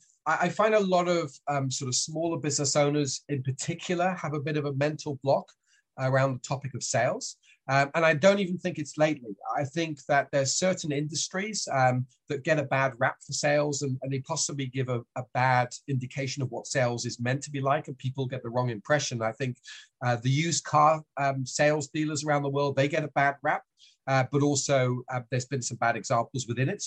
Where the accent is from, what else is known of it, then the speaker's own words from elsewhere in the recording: Switzerland; accent: British; also born or lived in France / United Kingdom / Australia; now in New Zealand; I've got a British accent, but I was raised in Switzerland, lived in France as well as the UK, then Australia, and these days I'm in New Zealand.